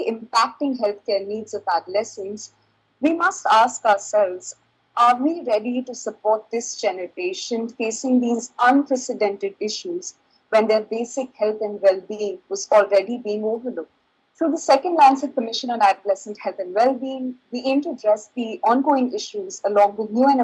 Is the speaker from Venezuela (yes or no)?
no; India; from India